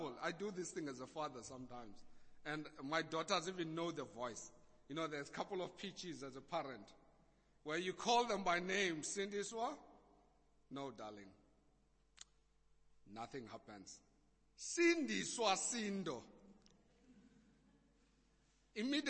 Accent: Eastern Cape, South Africa; accent: Xhosa; I was a kid growing up in the Eastern Cape

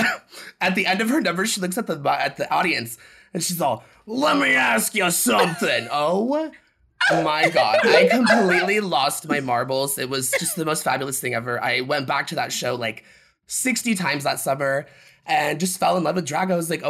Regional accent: South Lake Tahoe, California, United States; my hometown that I was born in, South Lake Tahoe.

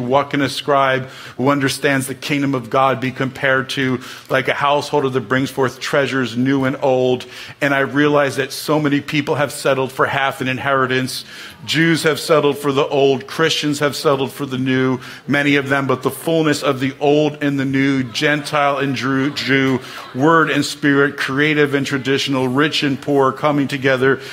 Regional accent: New Jersey, United States; I grew up in the Holy Land, New Jersey

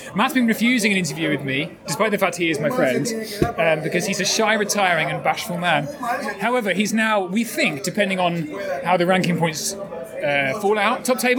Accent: England, United Kingdom; Oh, we're so English. It's terrible.

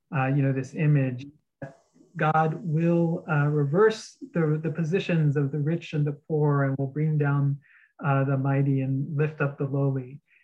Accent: outside of San Antonio, Texas, United States; now in New York City, United States; I grew up in Texas, uh, outside of San Antonio

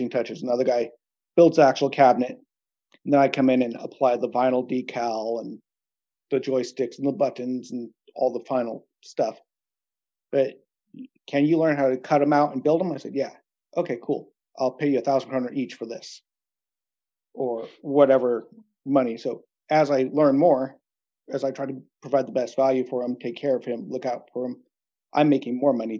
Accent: California, United States; moved away as an adult; now in Norway; where I grew up in California

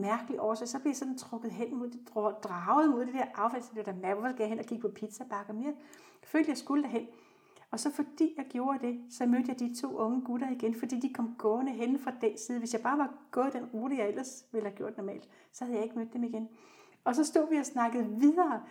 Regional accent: South Zealand, Denmark; Jeg er født på Sydsjælland og vokset op i en helt almindelig familie

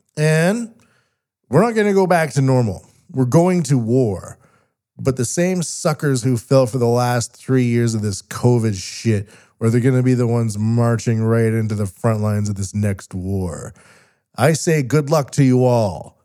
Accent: West Coast of Canada, Canada; now in Japan; I'm a Canadian from the West Coast living in Japan

